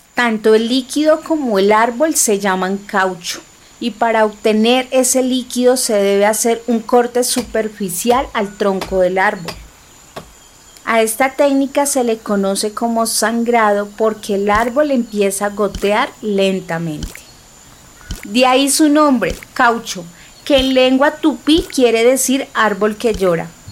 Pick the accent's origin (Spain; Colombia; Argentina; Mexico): Colombia; Bogotá; first language Huitoto; Spanish is a second language; also born or lived in La Chorrera, Amazonas (ancestral origin); Nací en Bogotá, la capital, pero mi origen y el de mi familia está en un sitio llamado La Churrera, ubicado en el departamento del Amazonas, al sur de Colombia